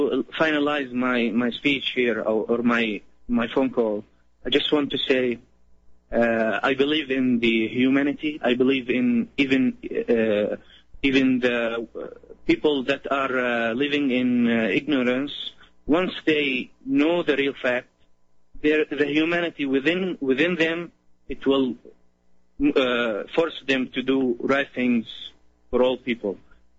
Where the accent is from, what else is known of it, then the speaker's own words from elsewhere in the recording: Syria; moved away; I'm originally from Syria